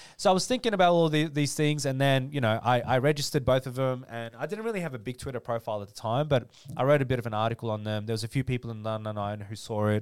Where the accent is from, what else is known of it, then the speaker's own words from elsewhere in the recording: Dandenong, Victoria, Australia; I am a kid from Dandenong